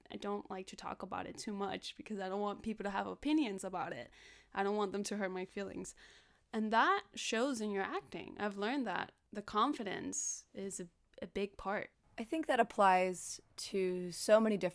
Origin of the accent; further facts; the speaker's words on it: Los Angeles, California, United States; In other parts, I mean, I grew up in South Central, and like I said, there wasn't a lot of opportunity for me to do acting there.